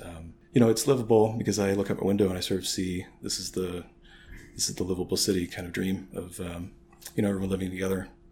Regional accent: St. Louis, Missouri, United States; now in Chicago, United States; I'm from St. Louis

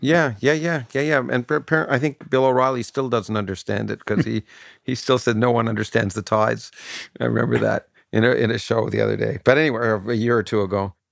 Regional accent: Canada; growing up in Canada

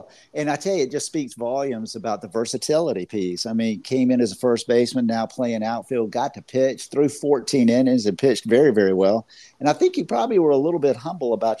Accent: Florida, United States; I'm a Florida boy as well

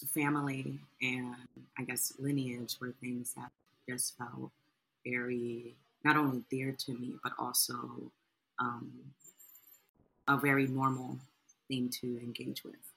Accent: New York City, New York, United States; I am a writer from Harlem, New York City.

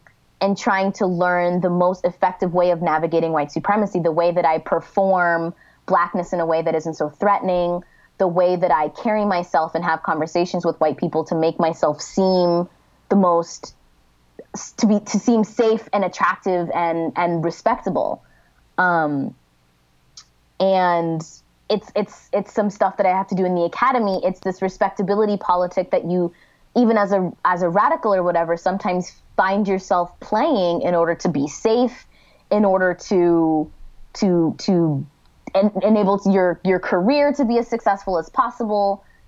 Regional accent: Missouri, United States; I grew up in Missouri and I was trying to understand what it meant. My parents are from Zimbabwe

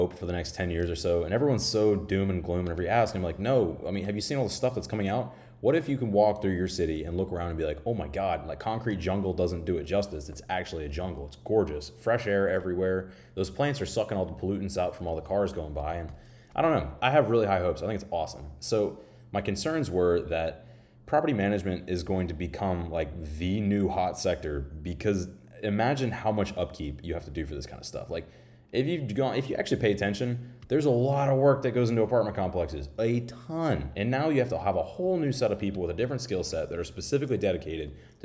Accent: Florida, United States; moved away; my home state of Florida

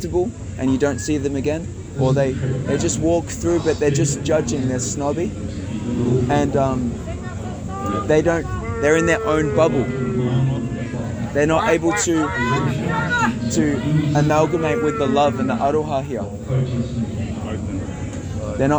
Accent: Brisbane, Queensland, Australia; also born or lived in Geelong, Victoria; I grew up in... around Brisbane, Sunshine Coast.

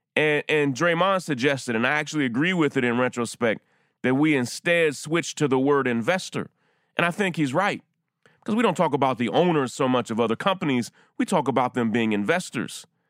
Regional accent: Central Kentucky, United States; I grew up in Central Kentucky, and UK basketball was huge

